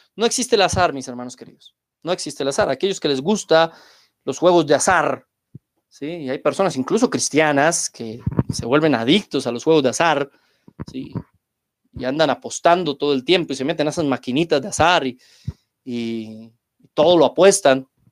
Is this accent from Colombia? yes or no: yes; Colombia; en mi país, aquí en Colombia